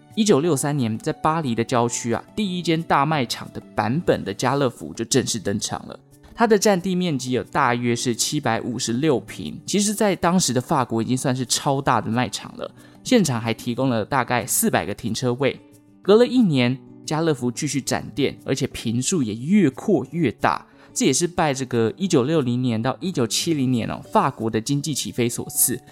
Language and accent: Chinese; Taichung, Taiwan; 因为我是台中人，所以我对大买家比较有印象